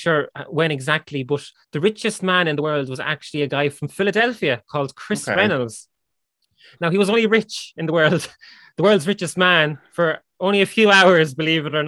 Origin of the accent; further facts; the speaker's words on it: Ireland; we're Irish